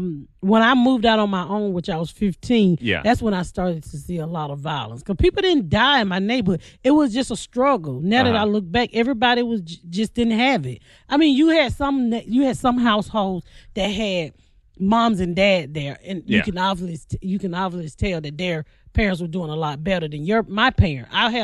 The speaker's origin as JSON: {"language": "English", "town": "Atlanta", "region": "Georgia", "country": "United States", "tie": "born or raised there", "said": "West End. I grew up in the West End."}